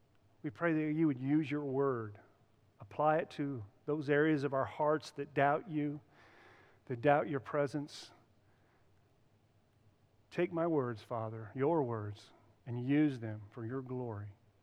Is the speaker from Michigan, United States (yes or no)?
no; Reynolds, Indiana, United States; now in Goose Creek, United States; Reynolds, Indiana is my hometown, but it's not my home. I'm going on 24 years living in Goose Creek. Goose Creek is where I live, but this is not my home.